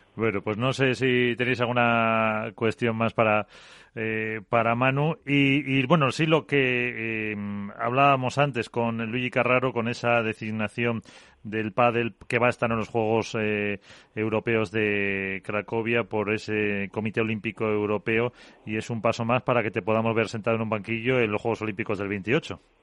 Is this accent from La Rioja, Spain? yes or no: yes; Calahorra / Pradejón, La Rioja, Spain; Calahorra Pradejón, por poner equipo de mi pueblo